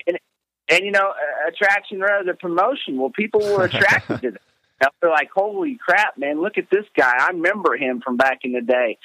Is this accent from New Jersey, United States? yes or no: no; Terre Haute, Indiana, United States; I am from Terre Haute, Indiana.